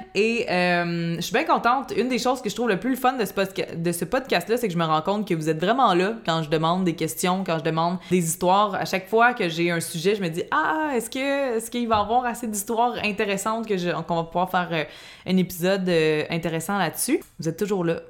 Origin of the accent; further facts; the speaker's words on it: Laval, Quebec, Canada; on était chez nous à Fabreville